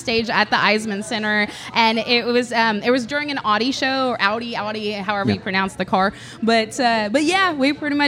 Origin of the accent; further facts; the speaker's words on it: Southeast Kansas, United States; moved away; I grew up in Southeast Kansas, okay. Little town of 3,000 people